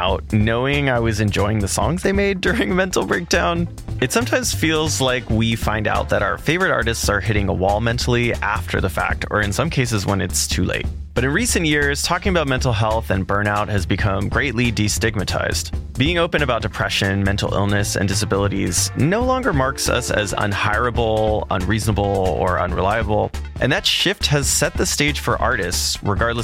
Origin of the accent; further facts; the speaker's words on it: California, United States; moved away as an adult; now in Berlin, Germany; I'm from California